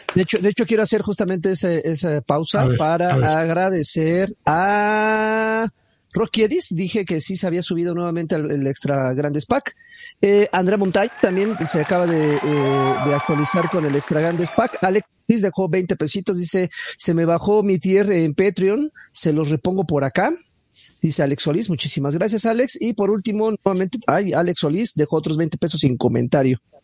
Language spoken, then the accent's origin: Spanish; Mexico; como mexicano, yo me siento igualmente orgulloso. Yo tengo raíces totonacas